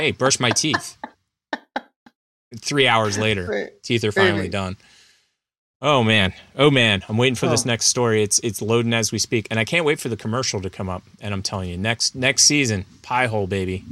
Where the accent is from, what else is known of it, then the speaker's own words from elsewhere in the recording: Philadelphia, Pennsylvania, United States; moved away; so I grew up in Philly, or suburbs of Philly